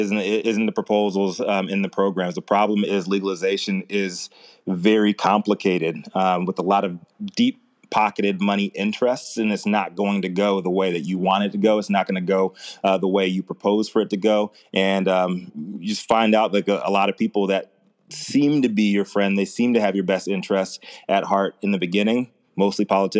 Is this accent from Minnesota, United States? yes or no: no; Virginia, United States; moved away; my home state